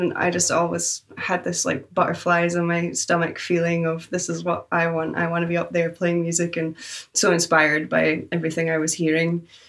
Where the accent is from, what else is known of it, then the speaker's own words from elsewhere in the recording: Orkney, Scotland, United Kingdom; moved away as an adult; also born or lived in Glasgow, Scotland; now in Boston, United States; I grew up in Orkney, which is also an island. I'm an islander, and right in the north of Scotland.